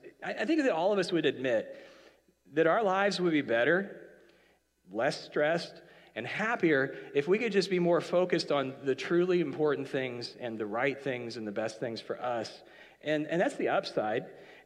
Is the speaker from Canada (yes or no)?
yes; Canada; So when you now, as a Canadian, went into Horton's, it took too long to get your drink